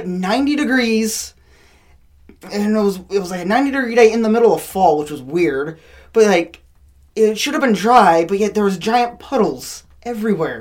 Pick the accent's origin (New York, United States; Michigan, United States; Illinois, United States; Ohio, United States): Michigan, United States; New Buffalo; now in Michigan City, United States; I'm a local from Michigan City, well, originally New Buffalo